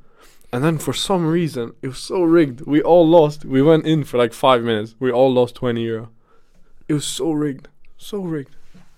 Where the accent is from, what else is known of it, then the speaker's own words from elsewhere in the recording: Sweden; now in Netherlands; I grew up in Sweden in Verbrugge. It's a small town.